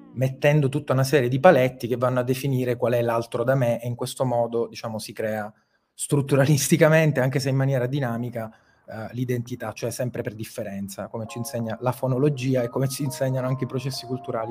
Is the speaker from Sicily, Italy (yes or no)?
yes; Sicily, Italy; da siciliano che praticamente non aveva quasi mai visto la neve più alta di 3 cm